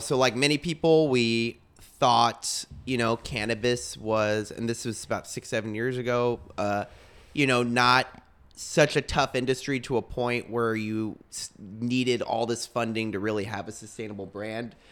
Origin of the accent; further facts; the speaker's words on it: Texas, United States; moved away; I'm from Texas